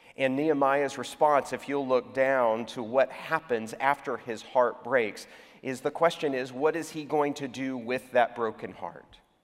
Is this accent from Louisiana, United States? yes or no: no; Houston, Texas, United States; now in Atlanta, United States; my hometown, my birth town, is Houston, Texas